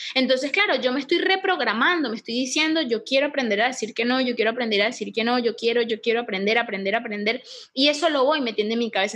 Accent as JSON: {"language": "Spanish", "country": "Venezuela", "moved": "yes", "lives_now": "Panama", "said": "yo soy de Venezuela"}